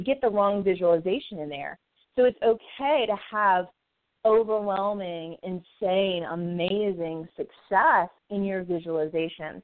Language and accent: English; the South, United States; moved away as an adult; also born or lived in Arizona; now in Phoenix, United States; I can't say lawyer, right? I'm from the South